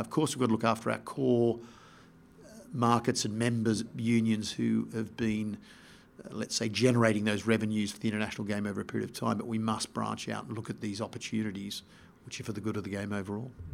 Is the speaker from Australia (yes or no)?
yes; Australia; also born or lived in Sydney / Melbourne / England; I grew up in Sydney and Melbourne, Melbourne not being a rugby town, but I first started playing sport in, in, uh, Sydney